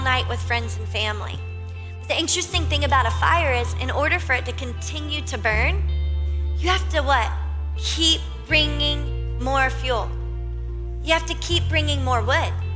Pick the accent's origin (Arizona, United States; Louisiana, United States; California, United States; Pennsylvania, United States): Louisiana, United States; I'm from Louisiana, my family, we always did bonfires this time of year.